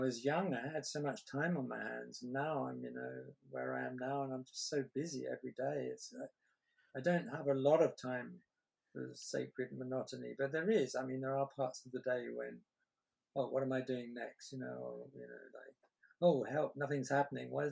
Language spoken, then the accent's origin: English; England, United Kingdom; I'm English